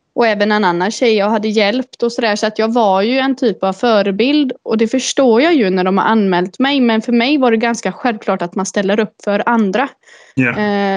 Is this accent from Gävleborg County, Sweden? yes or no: no; Uddevalla, Västra Götaland, Sweden; also born or lived in Lilla Edet; Jag är född och uppvuxen i Uddevalla